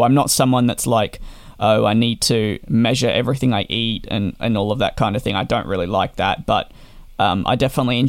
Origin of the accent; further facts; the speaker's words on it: Australia; being Australian